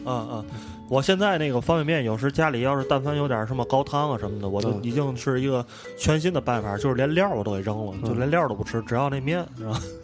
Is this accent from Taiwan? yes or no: no; Tianjin, China; 讲一讲我们天津这边儿比较传统的一个，一，一些菜